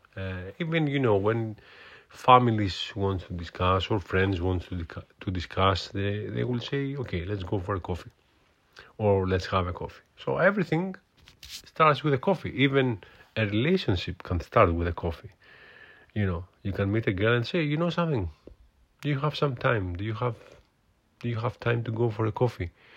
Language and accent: English; Greece; accent: Greek; English is a second language; moved away as an adult; now in United Kingdom; I'm from Greece, so my accent, it's, uh, quite Greek. Uh, I'm living in U K for many years now, but as you can hear, my accent is still Greek